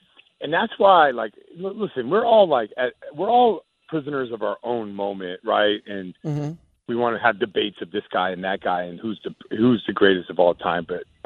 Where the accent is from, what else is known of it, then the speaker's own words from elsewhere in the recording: Seattle, Washington, United States; I'm from Seattle